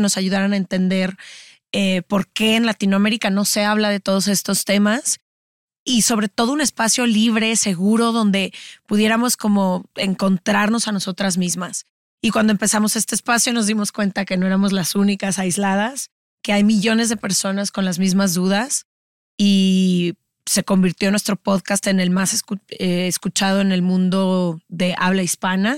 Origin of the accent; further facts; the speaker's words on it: Guadalajara, Jalisco, Mexico; nacimos y crecimos en Guadalajara